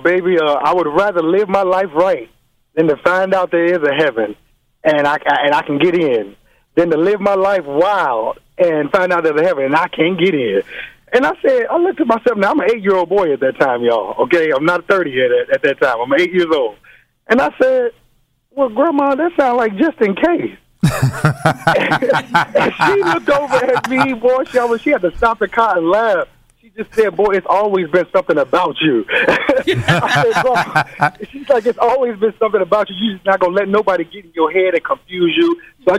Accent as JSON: {"language": "English", "town": "Chicago", "region": "Illinois", "country": "United States", "lives_now": "Los Angeles, United States", "said": "All the way from Los Angeles. I'm originally from Chicago."}